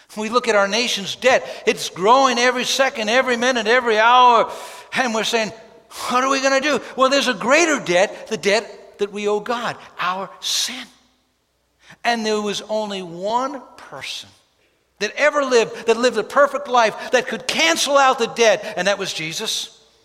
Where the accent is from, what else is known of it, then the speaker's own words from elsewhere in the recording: New York City, New York, United States; When I grew up in New York City, we had an alley and we actually had a yard